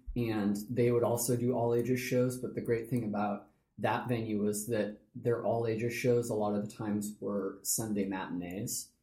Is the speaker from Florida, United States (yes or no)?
no; Kirkland, Washington, United States; also born or lived in Kenmore, Washington; I grew up in Kirkland